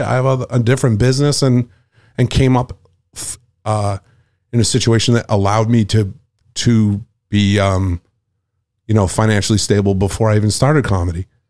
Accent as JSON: {"language": "English", "town": "Nantucket", "region": "Massachusetts", "country": "United States", "also_born_or_lived": "Boston", "moved": "as an adult", "said": "I'm from Nantucket"}